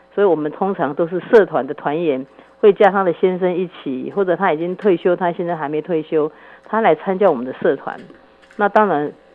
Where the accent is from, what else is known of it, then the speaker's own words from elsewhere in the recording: Taiwan; 我们台湾人也很保守